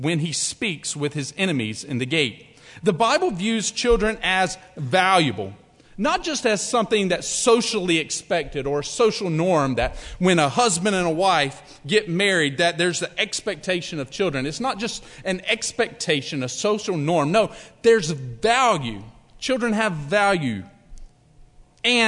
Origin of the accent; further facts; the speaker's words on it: Alabama, United States; I'm from Alabama.